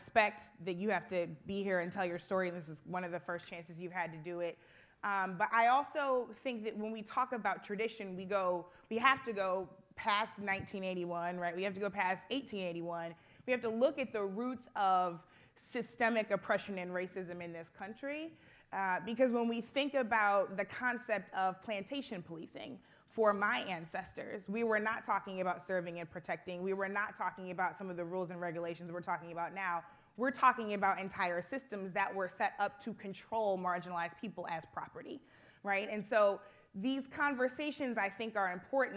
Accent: Ferguson, Missouri, United States; also born or lived in Florissant, Missouri; I spent a lot of my time growing up in Ferguson

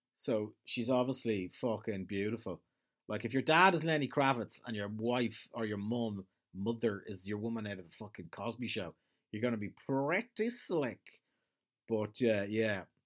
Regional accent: Ireland

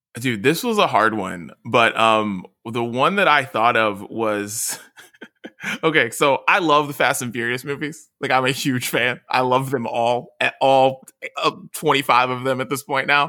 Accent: West Virginia, United States; now in California, United States; me being from West Virginia

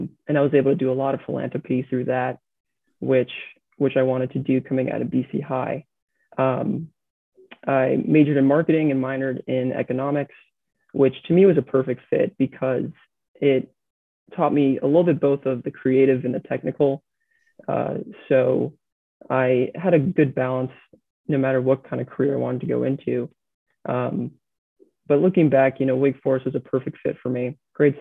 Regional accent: New England, United States; I was born and raised in New England

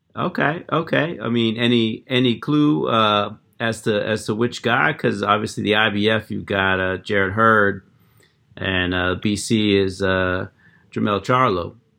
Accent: Erie, Pennsylvania, United States; I grew up in Pennsylvania myself. I, I, I grew up in Erie

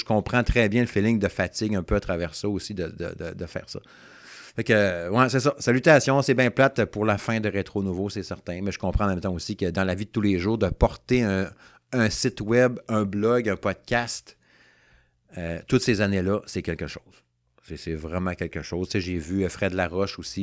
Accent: Saguenay, Quebec, Canada; now in Quebec City, Canada; Moi, je suis natif du Saguenay. Fait que là, je reste à Québec depuis, bon, euh, une trentaine d'années

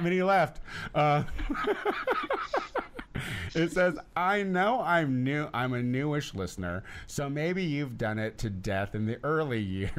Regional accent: Canada; I'm from Canada, but it sounds important.

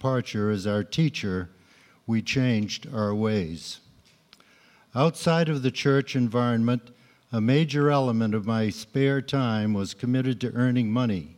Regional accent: Waltham, Massachusetts, United States; I grew up in Waltham, Massachusetts

